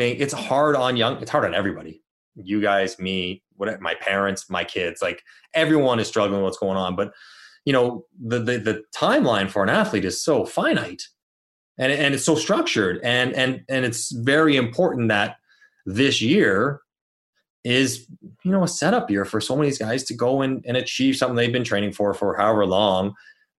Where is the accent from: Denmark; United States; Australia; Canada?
Canada; Toronto, Ontario; I'm from Toronto